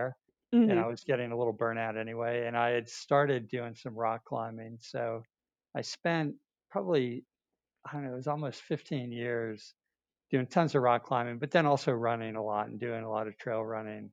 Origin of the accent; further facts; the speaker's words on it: north of New York City, United States; I grew up in New York, north of New York City, far enough north that we had a ski team.